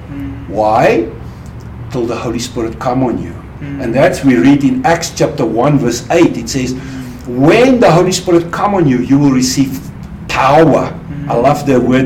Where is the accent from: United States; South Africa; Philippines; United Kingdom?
South Africa; moved away as an adult; also born or lived in Swaziland; I'm originally from South Africa. So I grew up in South Africa.